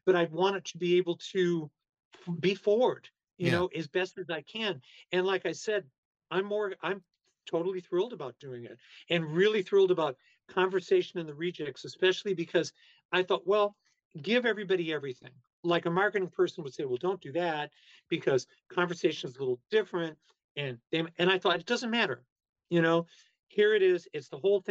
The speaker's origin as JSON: {"language": "English", "town": "Chicago", "region": "Illinois", "country": "United States", "said": "I'm some weirdo from Chicago"}